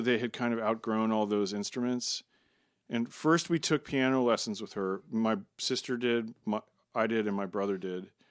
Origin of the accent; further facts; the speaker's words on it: Maryland, United States; we grew up in Maryland, outside of D.C in the suburbs